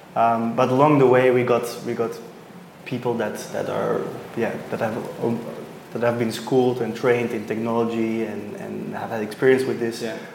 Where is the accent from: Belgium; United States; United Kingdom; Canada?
Belgium; now in Sydney, Australia; I'm originally from Belgium, but now for a while in Sydney